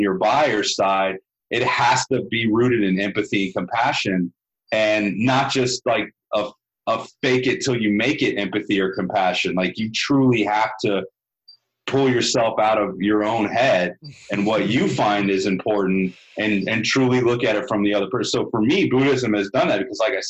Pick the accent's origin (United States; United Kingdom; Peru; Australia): United States; the South; growing up in the South